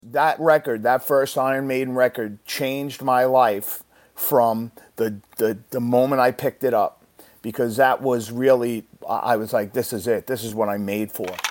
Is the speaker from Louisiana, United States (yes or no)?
no; Deer Park, New York, United States; I grew up in in Long Island, New York, a little town called Deer Park